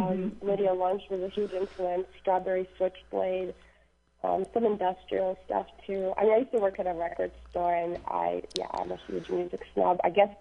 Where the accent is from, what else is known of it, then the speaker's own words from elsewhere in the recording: Portland, Oregon, United States; I play guitar and sing in a band called … We are from Portland, Oregon, and we are just about to release the record that I'm on.